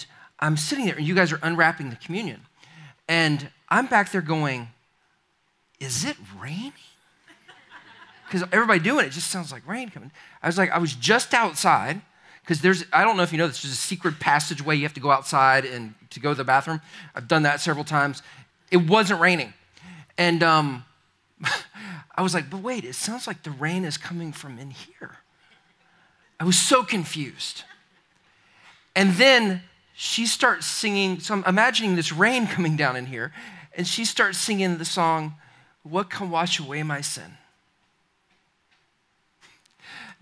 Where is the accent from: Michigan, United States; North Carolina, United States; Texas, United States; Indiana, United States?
North Carolina, United States; Charlotte; I'm from Charlotte, North Carolina.